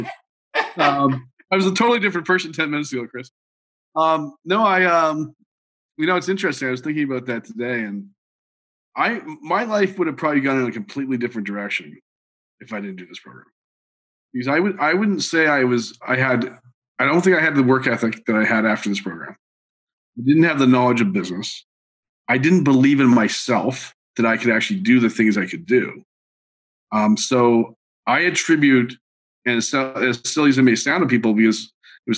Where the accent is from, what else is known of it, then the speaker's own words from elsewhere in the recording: Montreal, Quebec, Canada; I grew up in Montreal